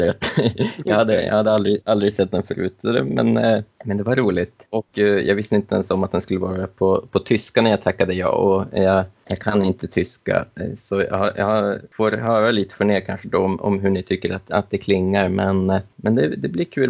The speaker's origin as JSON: {"language": "Swedish", "town": "Umeå", "region": "Västerbotten County", "country": "Sweden", "tie": "born or raised there", "said": "Jag är livslång Umebo, bor här med hustru och dotter"}